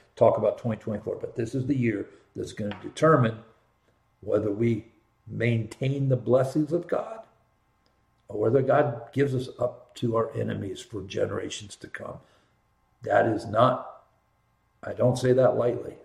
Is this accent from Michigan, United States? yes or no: no; Columbus, Ohio, United States; I grew up in Columbus, went there in the 70s